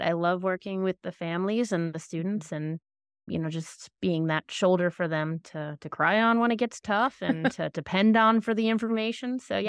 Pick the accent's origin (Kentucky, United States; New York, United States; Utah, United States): New York, United States; moved away; Well, I am actually originally from New York